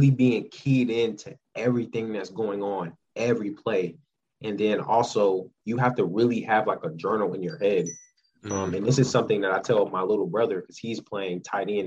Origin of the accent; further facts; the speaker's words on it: Florida, United States; moved away; I grew up in Florida, so I was a Gator fan